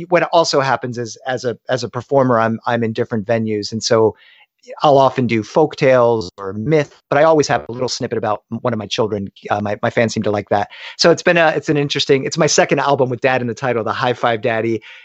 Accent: Delaware, United States; now in Los Angeles, United States; I grew up in Delaware.

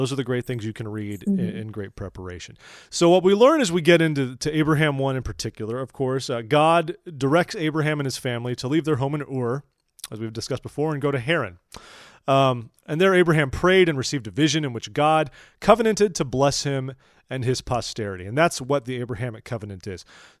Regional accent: California, United States; I'm from California. We have a different version of society there. Civilized, advanced.

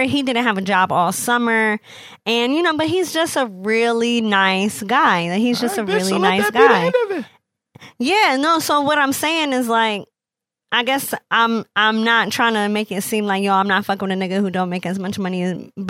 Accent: Midwest, United States; now in Philadelphia, United States; I'm from the Midwest

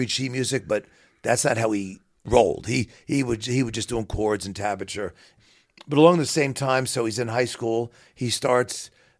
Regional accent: Queens, New York, United States; So I'm a New Yorker through and through, but I love the Midwest. I love where I live now.

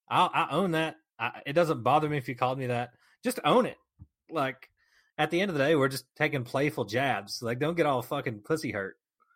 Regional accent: the South, United States; I'm from the South

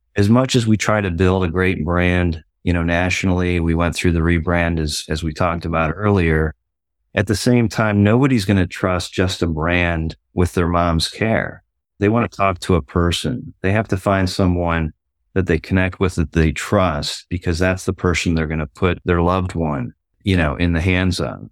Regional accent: Ohio, United States; moved away; I grew up in Ohio

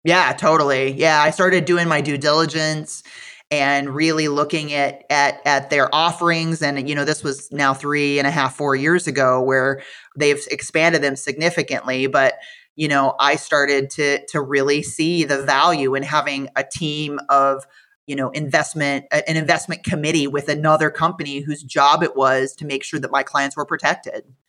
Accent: Iowa, United States; moved away; I am from Iowa, so when I went to visit the corporate office in Fairfield, it absolutely felt like going home

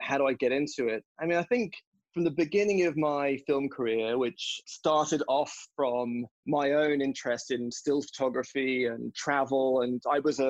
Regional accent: Bahamas; also born or lived in England; now in United States; I grew up on the Bahamas and on an island.

